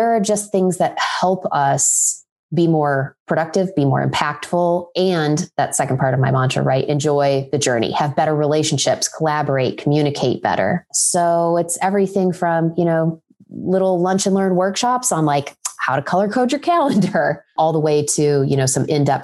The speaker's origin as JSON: {"language": "English", "region": "Ohio", "country": "United States", "tie": "born or raised there", "said": "I grew up in Ohio, so I'm a fellow Midwesterner"}